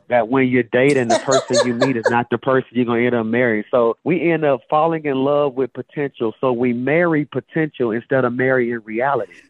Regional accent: Birmingham, Alabama, United States; I'm from Birmingham, Alabama

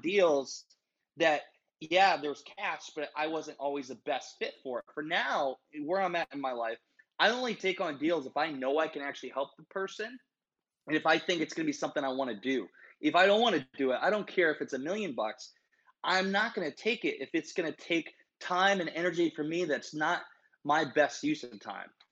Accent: Iowa, United States; also born or lived in Minnesota; I'm from Iowa. Everybody likes a Midwestern Iowa boy

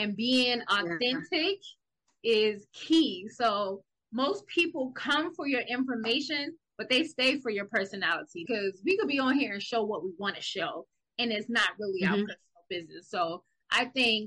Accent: South Carolina, United States; accent: Geechee/Gullah; we from South Carolina. And we speak a language called Dichigala

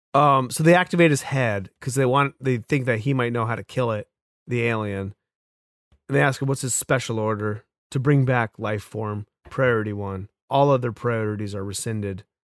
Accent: New England, United States; accent: New England; my New England accent

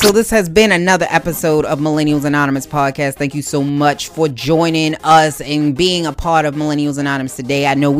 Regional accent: Baltimore, Maryland, United States; I understand your frustration. I'm from Baltimore. I get it.

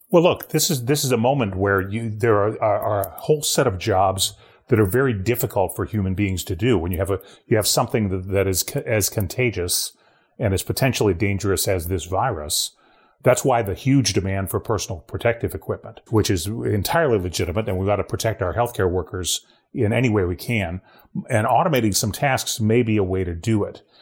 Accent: Ohio, United States; moved away; my home state of Ohio

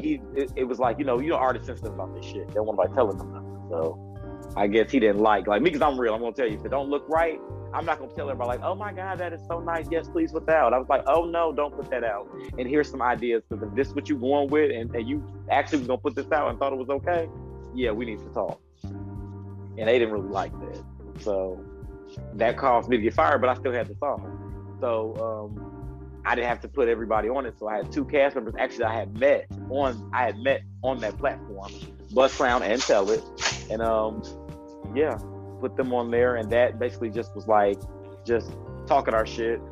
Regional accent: Michigan, United States; I'm from Michigan

